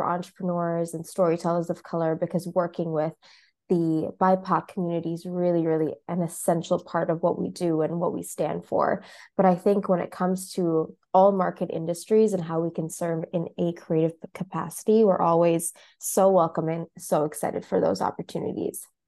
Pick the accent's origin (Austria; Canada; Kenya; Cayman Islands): Kenya; Mombasa, Mombasa County; now in Chicago, United States; I'm based currently in Chicago, as well as in my hometown of Mombasa in Kenya.